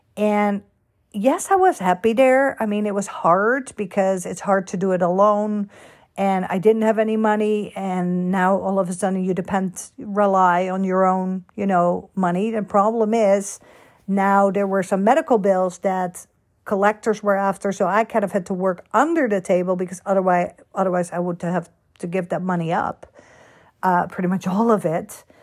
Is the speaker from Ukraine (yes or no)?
no; Netherlands; also born or lived in Florida / California / Boston / New York; now in United States; Born and raised in Holland